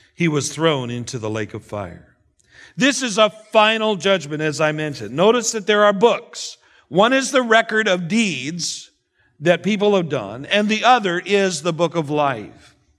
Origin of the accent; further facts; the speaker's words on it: Canada; moved away; being a Canadian